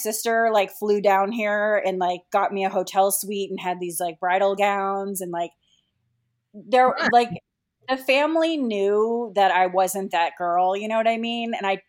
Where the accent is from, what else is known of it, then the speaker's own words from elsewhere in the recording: Boston, Massachusetts, United States; also born or lived in Los Angeles; now in Washington, D.C., United States; we're both from Boston, and we met in Boston, and then we were separated for a little while. Like, my husband went to New York, and then we went to Los Angeles together.